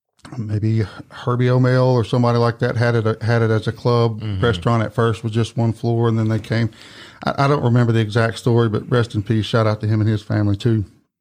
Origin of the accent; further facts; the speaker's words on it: Jonesboro, Arkansas, United States; moved away as an adult; Well, I came here from Jonesboro, Arkansas, you know, had kind of gotten a point to my life where, you know, hey, I needed a change.